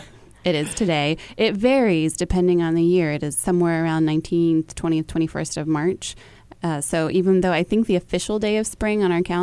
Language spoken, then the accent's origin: English; Texas, United States; moved away as an adult; now in New York City, United States; my southern self, I am from Texas, still anticipates it getting warmer in March. And it doesn't happen in New York City, I feel like, since I've been here.